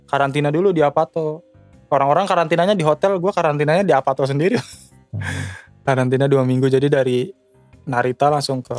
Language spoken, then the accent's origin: Indonesian; Bekasi, West Java, Indonesia; moved away as an adult; gue tumbuh besar di Bekasi